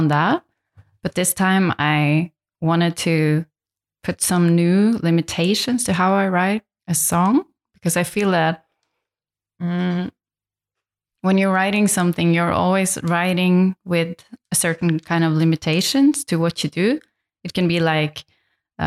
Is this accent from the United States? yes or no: no; Lofoten Islands, Nordland, Norway; English is a second language; now in Berlin, Germany; I'm originally from a place in north of Norway called the Lofoten Islands.